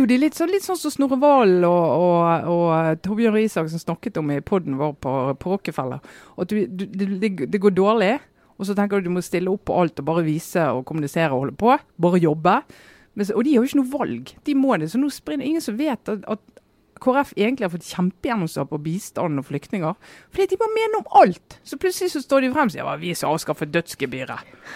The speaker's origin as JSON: {"language": "Norwegian", "region": "Western Norway", "country": "Norway", "said": "som vestlending"}